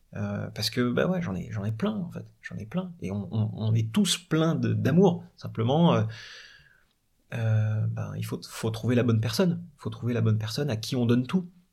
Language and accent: French; Paris, Île-de-France, France; Je dis de Paris.